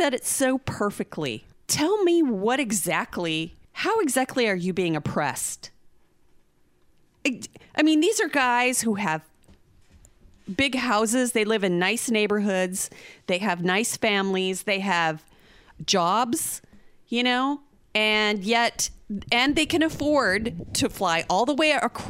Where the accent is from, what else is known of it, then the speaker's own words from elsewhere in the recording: Oklahoma, United States; we're from Oklahoma and Joe Exotic is from here